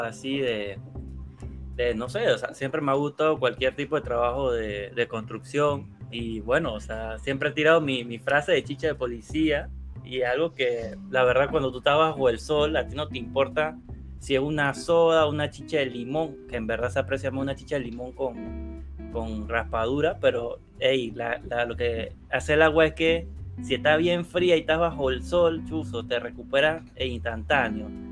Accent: Panama; soy panameño

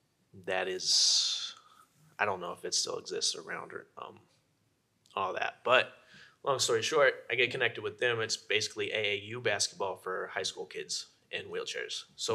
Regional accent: California, United States; I grew up in California, born and raised.

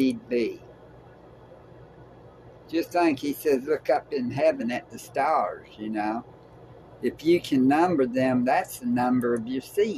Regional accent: Tennessee, United States; We're from Tennessee

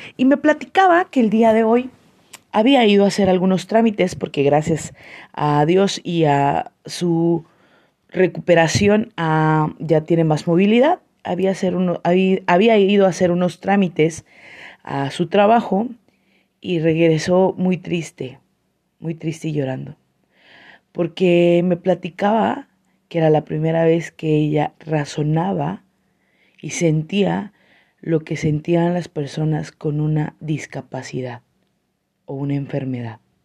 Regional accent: San Cristóbal de las Casas, Chiapas, Mexico; soy una chiapaneca orgullosa, san cristobalense, coletos nos dicen por acá

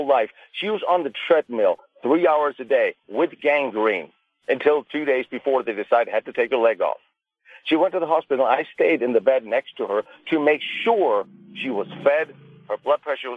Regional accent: Denmark; moved away as an adult; now in United States; I was born in Denmark. I served in the Danish Army.

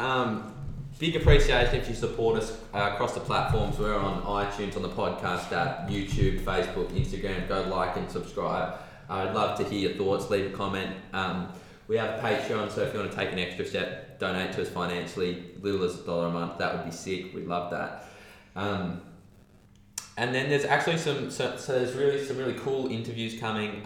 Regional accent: Australia; being an Australian

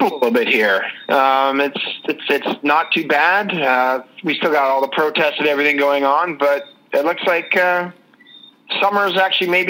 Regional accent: East Coast, United States; I'm from the East Coast.

